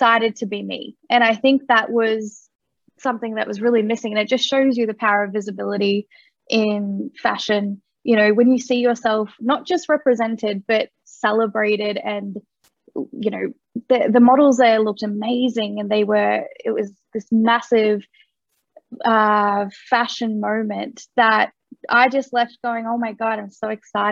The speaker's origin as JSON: {"language": "English", "country": "Australia", "tie": "born or raised there", "also_born_or_lived": "Kolkata, India", "said": "I was adopted from Calcutta, India. I came to Australia when I was 4 months old"}